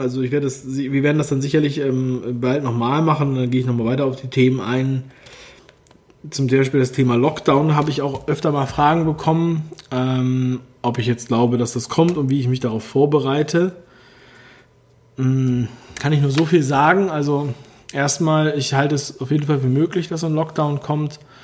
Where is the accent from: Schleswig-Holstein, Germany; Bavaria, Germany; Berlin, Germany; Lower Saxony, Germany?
Berlin, Germany; Ich bin ja selber aus Ostberlin